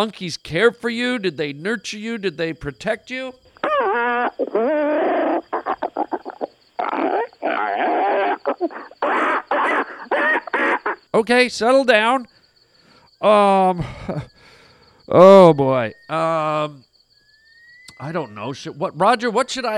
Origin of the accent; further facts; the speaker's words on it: Canada; I'm Canadian